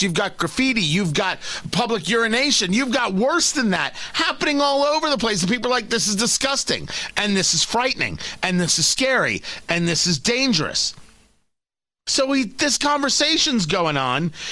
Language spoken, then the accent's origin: English; New York, United States; I am a New Yorker, born and bred